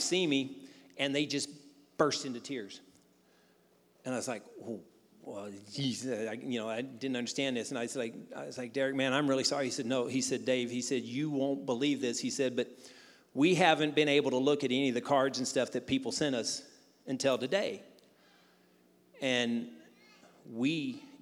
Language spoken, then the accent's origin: English; Jackson, Missouri, United States; moved away as an adult; I grew up in Jackson